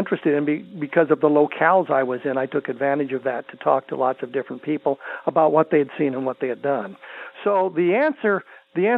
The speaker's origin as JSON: {"language": "English", "region": "Colorado", "country": "United States", "tie": "born or raised there", "said": "since I was a teenager growing up in Colorado"}